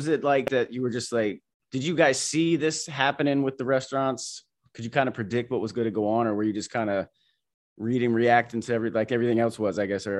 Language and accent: English; New Jersey, United States; born there; also born or lived in Florida; now in California, United States; like born same year, both born in Jersey, and now we're both in California. And I just, you know, I came from Florida.